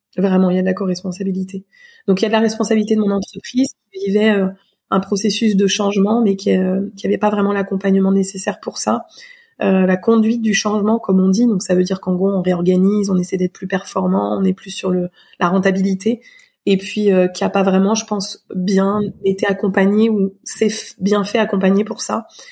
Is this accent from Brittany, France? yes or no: no; Surgères, Nouvelle-Aquitaine, France; J'ai grandi dans une euh, ville qui s'appelle Surgère, en Charente-Maritime, près de La Rochelle, euh, de 6 ans à 19 ans